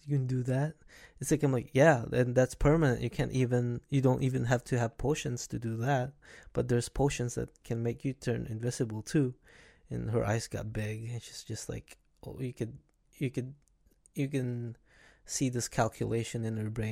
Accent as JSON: {"language": "English", "country": "Philippines", "tie": "born or raised there", "moved": "yes", "said": "back in where I was born in Philippines, we didn't really paid attention to a lot of electronics, where we get to go outside all the time and play with other kids"}